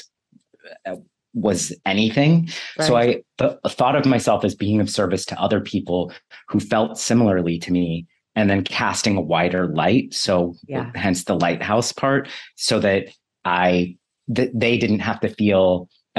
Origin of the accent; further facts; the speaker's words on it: Bay Area, California, United States; I grew up in the Bay Area